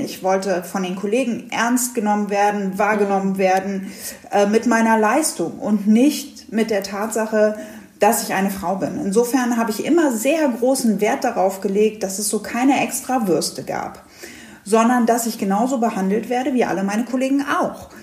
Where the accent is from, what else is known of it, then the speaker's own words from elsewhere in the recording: Hanover, Lower Saxony, Germany; Ich komme aus Hannover